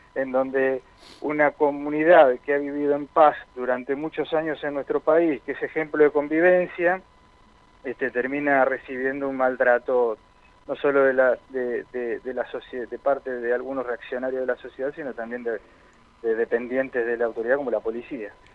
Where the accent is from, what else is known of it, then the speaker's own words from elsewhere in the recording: Argentina; somos argentinos antes que nada